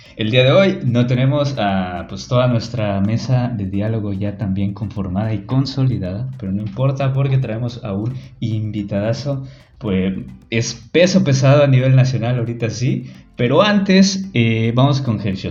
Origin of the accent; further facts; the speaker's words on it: Yucatán, Mexico; accent: Yucatecan; nuestro hermoso acento yucateco